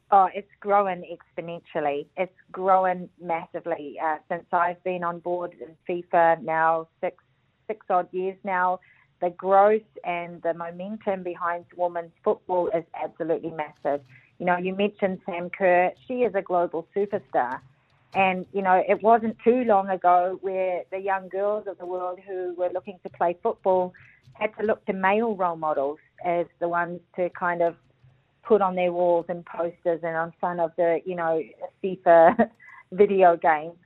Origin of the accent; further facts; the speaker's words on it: New Zealand; being a Kiwi